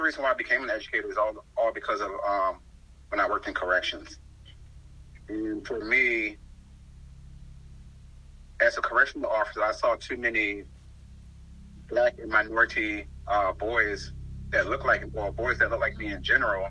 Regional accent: Baltimore, Maryland, United States; moved away as an adult; also born or lived in South Carolina; I was born and raised in Baltimore, Maryland

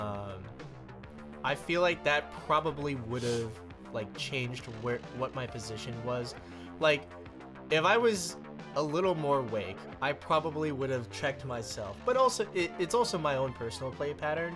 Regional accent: Houston, Texas, United States; moved away as an adult; now in Dallas, United States; So I live in Dallas right now, obviously. I grew up in Houston.

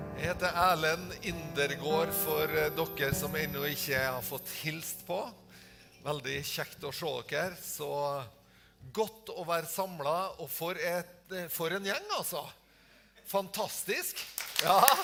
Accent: Tingvoll, Møre og Romsdal, Norway; hjemme på Tingvoll, der jeg, jeg, eh, jeg, bor

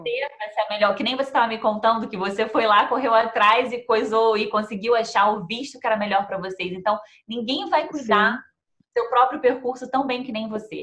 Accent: Rio de Janeiro, Brazil; moved away as an adult; now in Melbourne, Australia; eu sou de Melbourne e a gente, no Brasil, era do Rio.

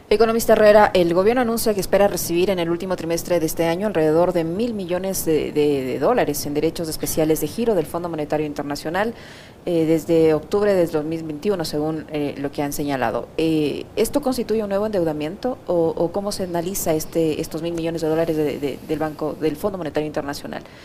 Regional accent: Ecuador; los ecuatorianos

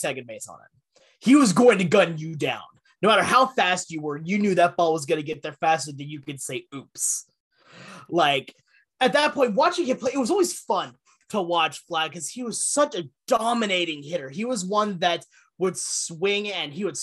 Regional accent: Seattle, Washington, United States; I'm from Seattle

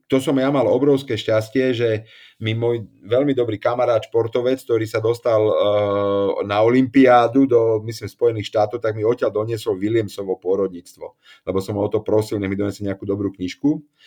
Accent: Slovakia; also born or lived in Prague; som Slovák

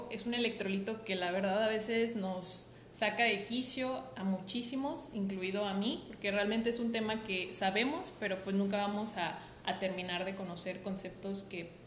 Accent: Rioverde, San Luis Potosí, Mexico; Yo soy originaria de Río Verde, San Luis Potosí.

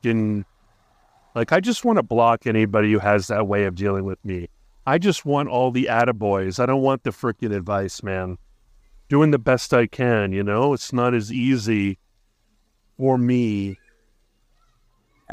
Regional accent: Hawaii, United States; born or raised there

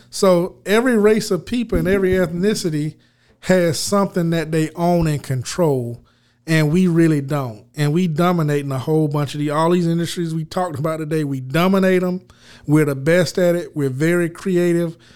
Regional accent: United States; accent: country; now in Los Angeles, United States; I got out here to L A with my country accent

